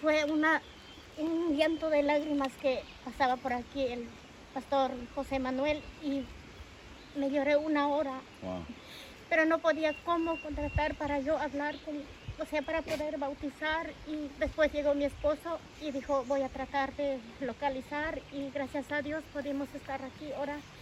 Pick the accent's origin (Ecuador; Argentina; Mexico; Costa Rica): Ecuador; now in Spain; Soy de Ecuador